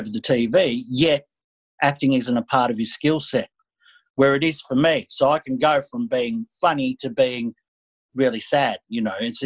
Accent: Australia; I'm a Greek Australian

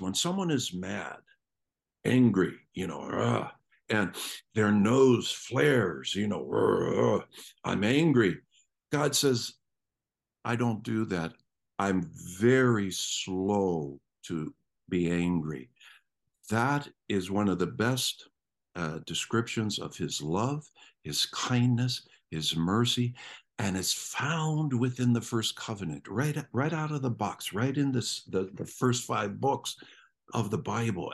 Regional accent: Canton, Ohio, United States; I grew up in Ohio. And, uh, if you know anything about Ohio, it's, uh, the northeast section, a town called Canton

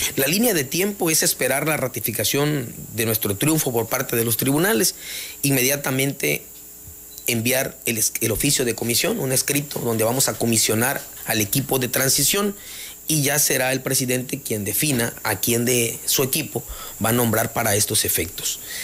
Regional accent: Jonuta, Tabasco, Mexico; mi deseo es cambiarle la imagen a mi, a mi pueblo

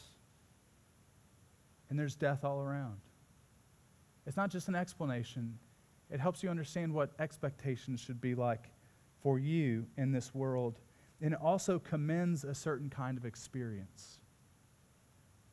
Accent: Midwest, United States; moved away; as a Midwesterner

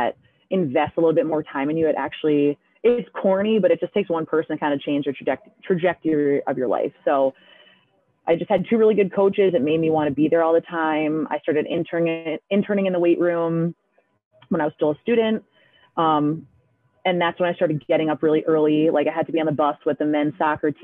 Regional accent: Albany Colonie area, Capital Region, New York, United States; moved away as an adult; now in Poughkeepsie, United States; I'm from the Albany Colony area in the Capital Region.

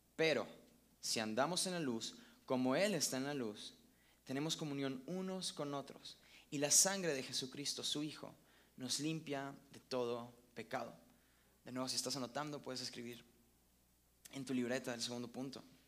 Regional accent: Venezuela; now in Mexico; yo soy venezolano

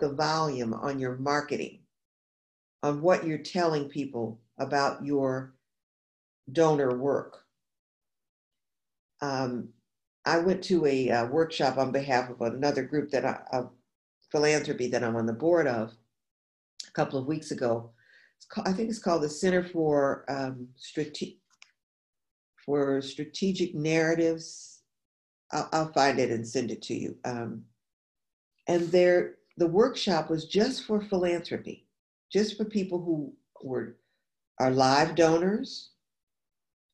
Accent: New York, United States; now in New Orleans, United States; I'm originally from New York State and I live in New Orleans

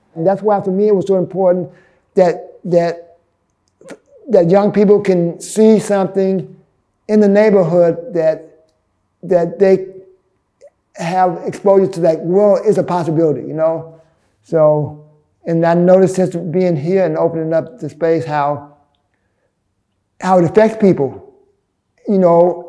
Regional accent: Birmingham, Alabama, United States; moved away as an adult; now in New York, United States; I grew up in Birmingham, Alabama. So in 1983, I moved here to New York

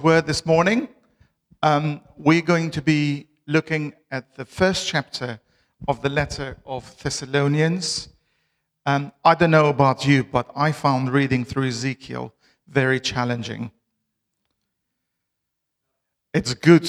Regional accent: Albania; English is a second language; moved away as an adult; now in Bristol, United Kingdom; I'm originally from Albania. I've lived in Bristol for the last 14 and a half years

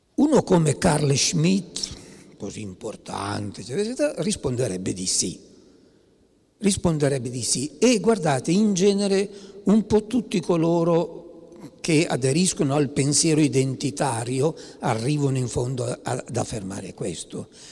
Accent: Piedmont, Italy; io sono piemontese

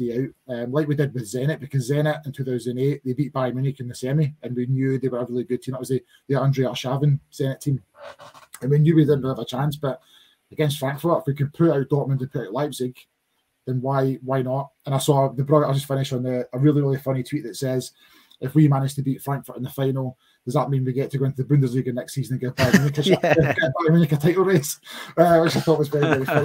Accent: Linwood, Scotland, United Kingdom; where I grew up in Linwood

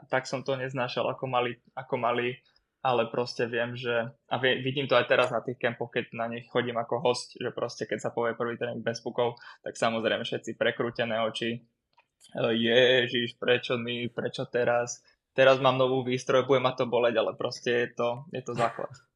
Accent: Bratislava, Bratislava Region, Slovakia; moved away as an adult; now in Litvínov, Czech Republic; na Slovene, keď som vyrastal, ale aj v, na Hobe v Bratislave

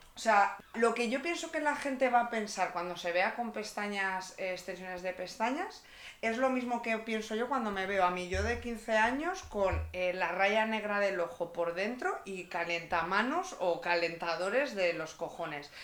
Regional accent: Cantabria, Spain; now in Madrid, Spain

